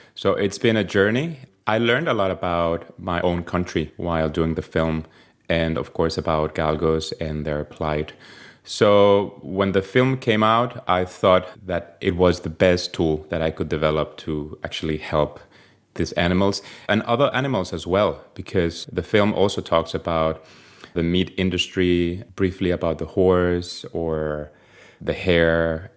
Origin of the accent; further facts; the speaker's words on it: Spain; moved away as an adult; now in Denmark; I'm from Spain